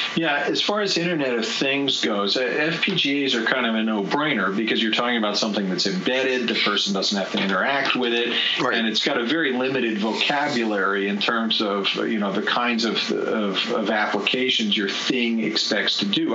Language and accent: English; United States; as an American